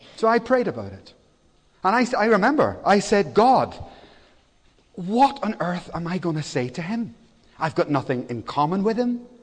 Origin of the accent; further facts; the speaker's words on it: Belfast, Northern Ireland, United Kingdom; now in Cardiff, United Kingdom; I was born in Belfast. It was an incredibly bad place at that time.